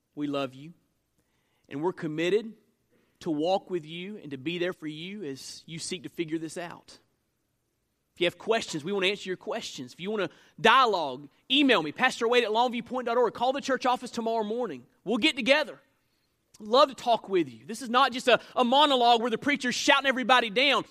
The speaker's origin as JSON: {"language": "English", "country": "United States", "said": "I'm an American citizen"}